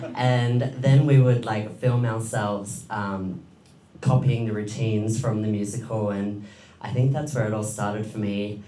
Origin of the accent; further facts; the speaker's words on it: Diggers Rest, Victoria, Australia; also born or lived in Edinburgh, Scotland; I was born in Scotland, in Edinburgh. And I moved to Victoria with my family when I was about 7 years old. And I grew up in a small country town called Diggers Rest.